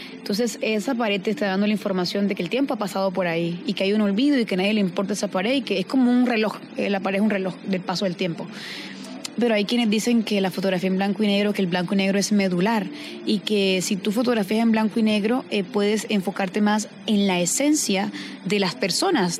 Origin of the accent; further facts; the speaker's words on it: Caribbean Region, Colombia; haber nacido y crecido en el Caribe